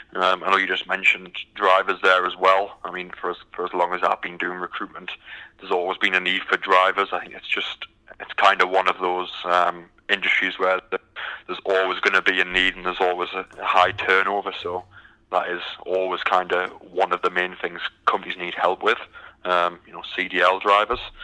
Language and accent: English; United Kingdom; moved away as an adult; now in Houston, United States; as you can tell by the accent, I'm from the from the UK.